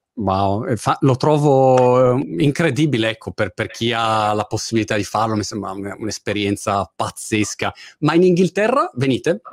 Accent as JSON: {"language": "Italian", "town": "Milan", "region": "Lombardy", "country": "Italy", "also_born_or_lived": "Rome, Italy", "moved": "as an adult", "lives_now": "Brighton, United Kingdom", "said": "io sono di Milano originariamente, abbiamo vissuto a Roma un periodo"}